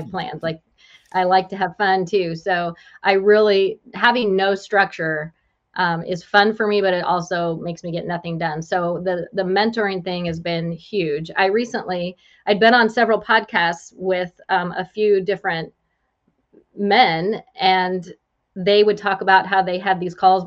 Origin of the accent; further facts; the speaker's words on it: West Coast, United States; moved away as an adult; also born or lived in Joplin, Missouri / California; now in Springfield, Illinois, United States; I'm originally from the West Coast and migrated this way for my husband.